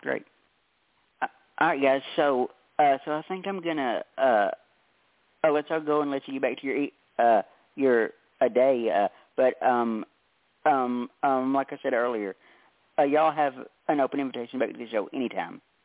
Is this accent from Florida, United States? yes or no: no; Tennessee, United States; I'm from Tennessee, and and it's so humid down here it's not even funny